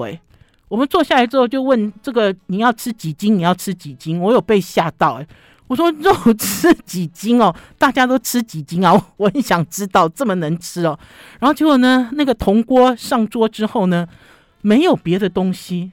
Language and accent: Chinese; Taipei, Taiwan; 我们台北人